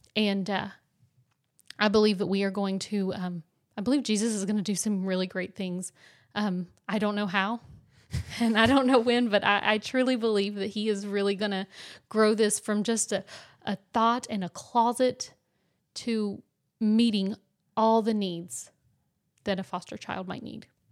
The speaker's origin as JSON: {"language": "English", "region": "West Virginia", "country": "United States", "moved": "yes", "said": "we're from West Virginia, so, um, our families have to come and visit us most of the time"}